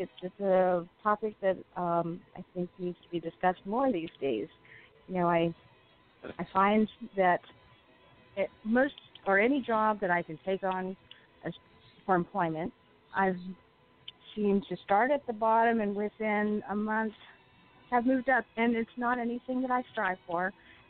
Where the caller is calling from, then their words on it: Southern California, United States; I'm calling from Southern California.